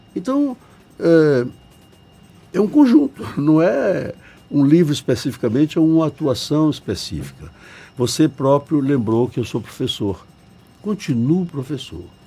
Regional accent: Bahia, Brazil

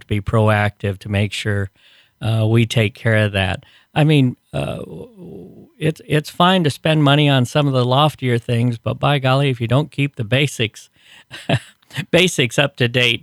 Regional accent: Iowa, United States; moved away as an adult; now in Kearney, United States; we moved here because it reminded me of, of, of the small towns we came from

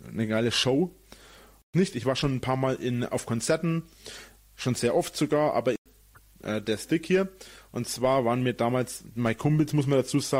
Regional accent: Munich, Bavaria, Germany; Wir waren da, wir sind da früh hingefahren, weil wir sind ja aus München sind wir ja ziemlich weit weg

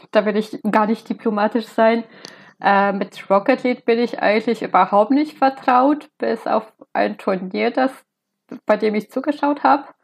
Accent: Lesser Poland, Poland; moved away as an adult; now in Leipzig, Germany; Äh, ich bin in einem Dorf äh, nah an Krakau aufgewachsen, also in Südpolens und ich habe während meiner Studienzeit an der Jagiellona-Universität mal ein ähm, Auslandssemester in Leipzig gemacht.

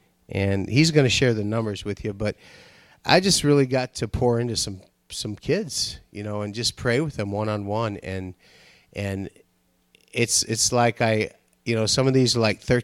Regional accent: Nigeria; now in United States; I was born in Nigeria

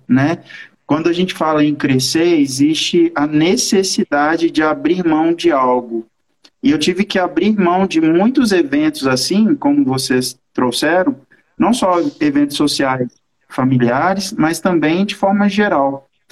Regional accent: Belo Horizonte, Minas Gerais, Brazil; sou de BH mesmo.

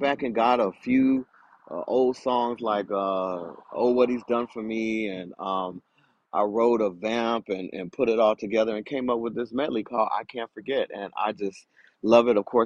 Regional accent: Milwaukee, Wisconsin, United States; now in Los Angeles, United States; born and raised in Milwaukee, Wisconsin

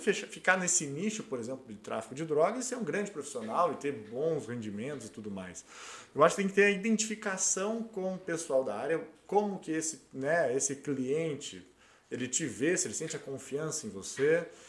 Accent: Brazil; also born or lived in Portugal; eu e mais um brasileiro

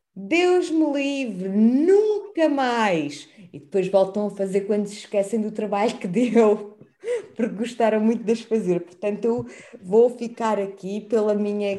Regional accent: Campo Maior, Alentejo, Portugal; eu cresci em Campo Maior

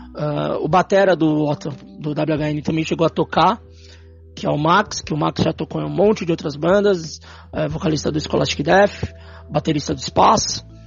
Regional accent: São Paulo, Brazil; Nós que somos da Zona Norte.

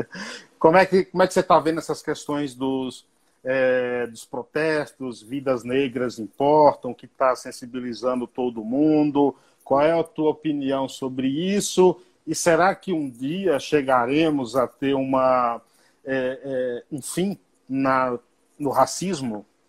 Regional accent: Bahia, Brazil; eu fui criado na roça, lá na Bahia

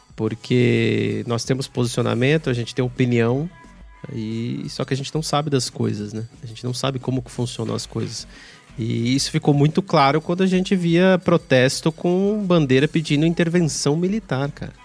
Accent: Brazil; a gente, enquanto brasileiro, e eu tô me incluindo aqui

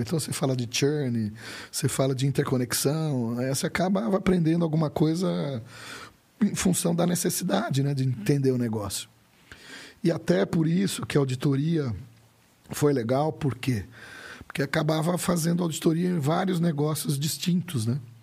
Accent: Campinas, São Paulo, Brazil; moved away as an adult; also born or lived in Uberlândia; Eu sou de Campinas

